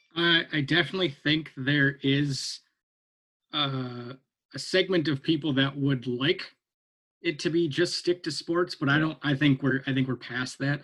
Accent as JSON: {"language": "English", "region": "Minnesota", "country": "United States", "tie": "born or raised there", "moved": "yes", "said": "I grew up in Minnesota"}